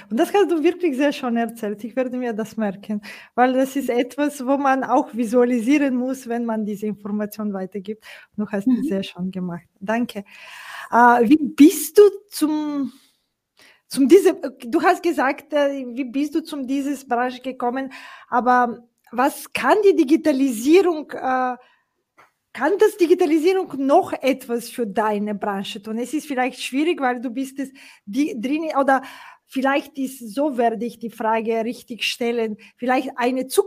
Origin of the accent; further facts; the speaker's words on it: Bulgaria; ich komme aus Bulgarien, äh